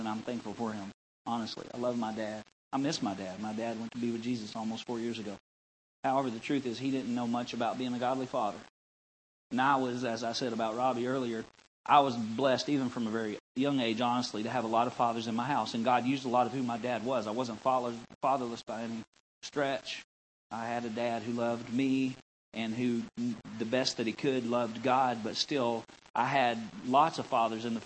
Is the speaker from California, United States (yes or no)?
no; North Central Arkansas, United States; moved away; Growing up in North Central Arkansas